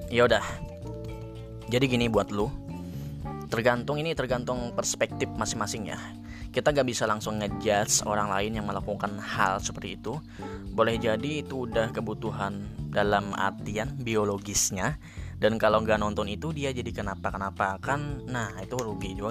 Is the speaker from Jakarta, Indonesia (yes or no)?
no; Samuda, Central Kalimantan, Indonesia; gue itu asal dari Kalimantan ya. Nah, di Kalimantan ini, Kalimantan di tempat gue, apalagi daerah gue kan di Samuda itu mayoritasnya menggunakan bahasa Banjar.